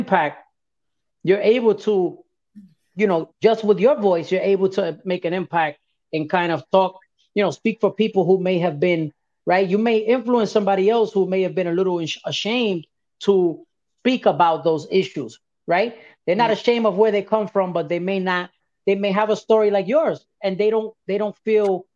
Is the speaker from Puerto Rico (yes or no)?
yes; Puerto Rico; I'm Puerto Rican